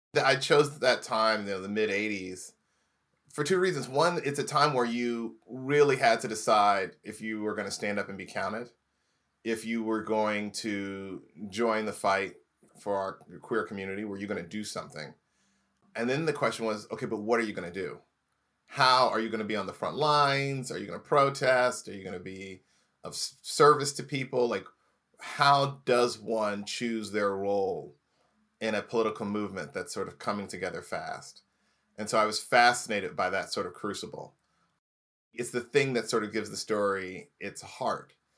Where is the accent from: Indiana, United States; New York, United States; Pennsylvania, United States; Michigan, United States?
Indiana, United States; Indianapolis; moved away; also born or lived in Los Angeles; grew up in Indiana, Indianapolis, Indiana